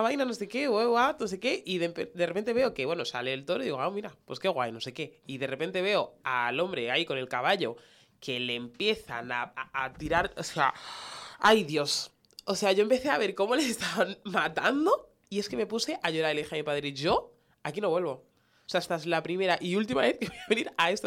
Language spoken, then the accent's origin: Spanish; Getafe, Community of Madrid, Spain; yo soy de Getafe